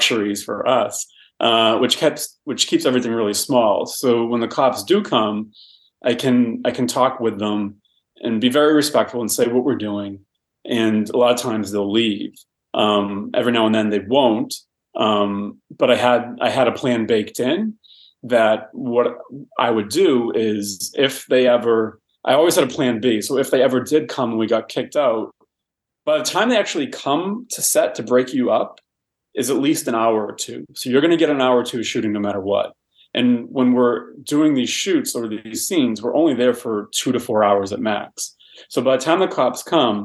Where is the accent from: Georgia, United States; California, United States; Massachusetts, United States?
Massachusetts, United States; Boston; now in Los Angeles, United States; I'm from Boston